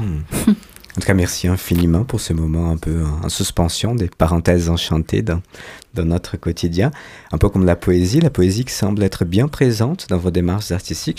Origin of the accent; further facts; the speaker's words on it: Brazil; je suis brésilien